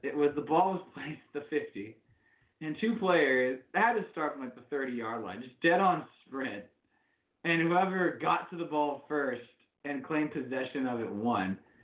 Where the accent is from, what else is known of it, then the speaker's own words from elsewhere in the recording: Dallas, Texas, United States; now in New York, United States; Dallas, my hometown